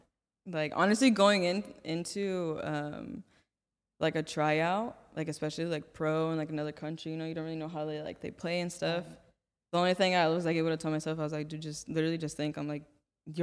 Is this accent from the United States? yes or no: yes; Santa Clarita, California, United States; I'm from Santa Clarita